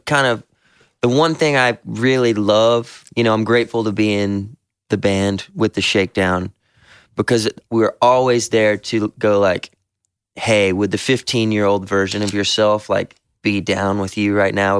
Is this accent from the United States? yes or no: yes; the South, United States